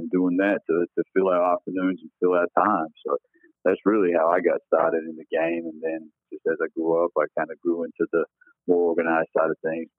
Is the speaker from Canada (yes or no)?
no; Australia; moved away as an adult; also born or lived in Texas; I grew up in Australia, so I came up through the club system there rather than the high school system.